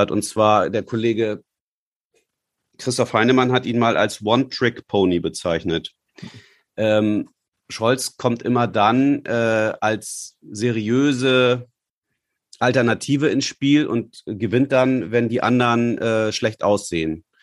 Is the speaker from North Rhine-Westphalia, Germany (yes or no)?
no; Hamburg, Germany; als Hamburger müssen wir doch auch und wir können uns so gut darstellen